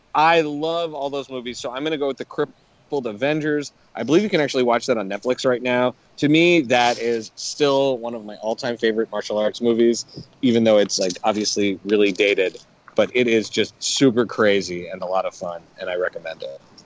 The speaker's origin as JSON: {"language": "English", "country": "Canada", "tie": "born or raised there", "moved": "yes", "said": "growing up in Canada"}